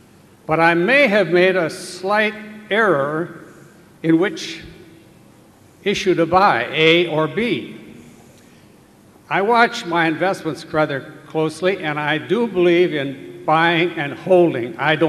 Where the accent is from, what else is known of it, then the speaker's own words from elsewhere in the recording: Santa Barbara, California, United States; I'm from Santa Barbara, California.